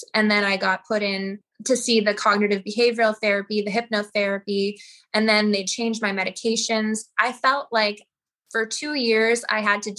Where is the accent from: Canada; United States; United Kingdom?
Canada; Saskatoon, Saskatchewan; now in Nelson, Canada; Saskatoon. I miss it in a lot of ways because I was there for so long, but Nelson is gorgeous.